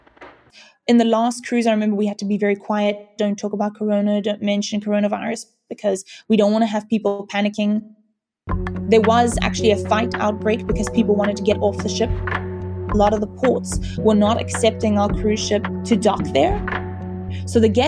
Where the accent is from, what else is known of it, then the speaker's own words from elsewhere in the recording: Cape Town, Western Cape, South Africa; I'm from Cape Town, South Africa.